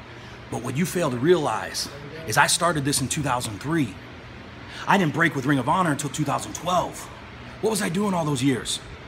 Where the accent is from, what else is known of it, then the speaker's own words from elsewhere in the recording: Cleveland, Ohio, United States; I grew up in Cleveland, Ohio, poor, watching my dad kill himself every day, providing for our family.